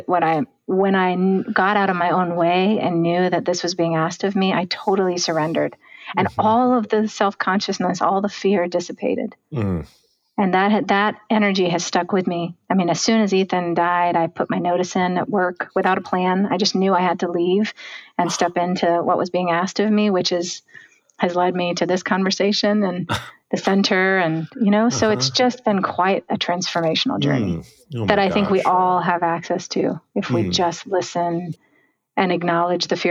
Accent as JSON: {"language": "English", "region": "the South", "country": "United States", "tie": "born or raised there", "said": "I grew up in the South"}